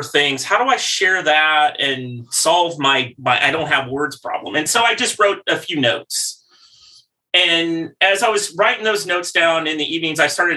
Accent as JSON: {"language": "English", "region": "Midwest", "country": "United States", "tie": "born or raised there", "said": "I grew up in the Midwest"}